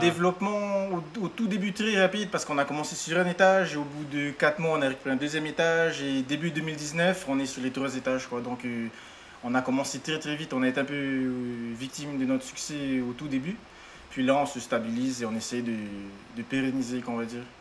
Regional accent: French Polynesia; je venais de Polynésie

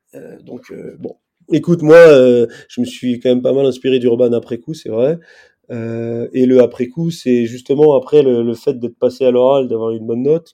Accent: Stains, Île-de-France, France; je suis de Stan, en Seine-Saint-Denis

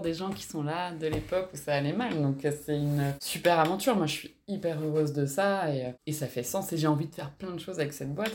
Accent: Alsace, Grand Est, France; moved away; also born or lived in Toulouse / Landes; J'ai grandi en Alsace, au euh, bulle dans la forêt

